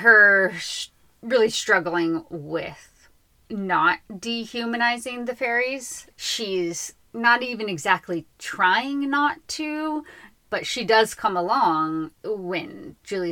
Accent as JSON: {"language": "English", "town": "Los Angeles", "region": "California", "country": "United States", "tie": "born or raised there", "said": "growing up in Los Angeles"}